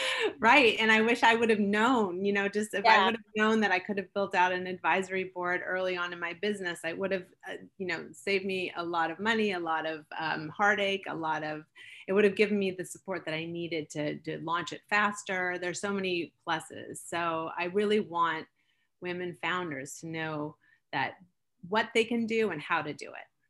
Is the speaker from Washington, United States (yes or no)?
yes; Seattle, Washington, United States; also born or lived in Switzerland; I grew up in Seattle. I was born in Switzerland, moved to Seattle when I was two